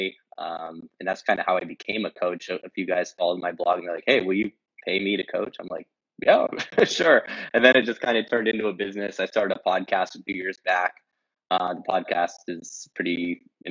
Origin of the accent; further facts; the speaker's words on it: Los Angeles, California, United States; moved away as an adult; also born or lived in Tulum, Mexico; now in Kyiv, Ukraine; I'm a LA guy originally